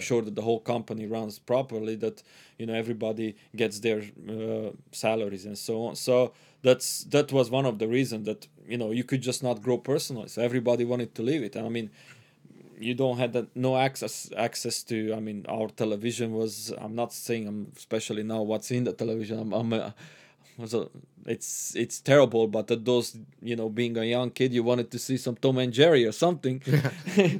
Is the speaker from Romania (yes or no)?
yes; Transylvania, Romania; first language Hungarian; English is a second language; moved away; I was born and raised till I left the Romania